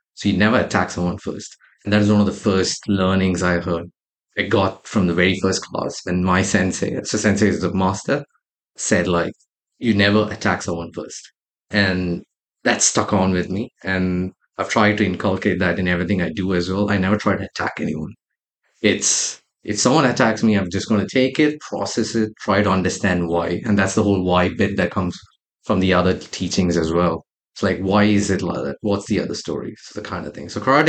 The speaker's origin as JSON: {"language": "English", "country": "Saudi Arabia", "tie": "born or raised there", "said": "growing up in Saudi Arabia, like one of the first things my parents always made sure was discipline early on in life."}